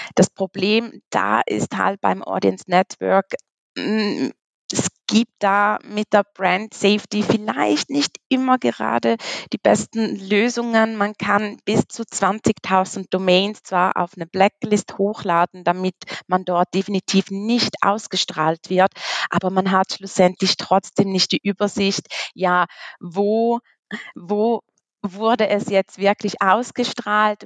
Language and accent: German; Switzerland; komme aus der wunderschönen Schweiz